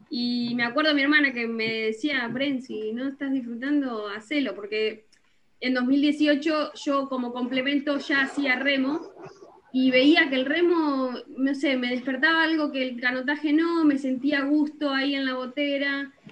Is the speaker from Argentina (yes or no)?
yes; Bolívar, Buenos Aires Province, Argentina; yo soy de Bolívar, una ciudad del interior de Buenos Aires